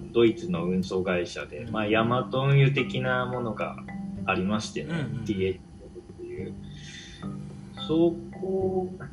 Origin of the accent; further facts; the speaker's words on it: Japan; moved away as an adult; now in Berlin, Germany; 日本で生まれ育った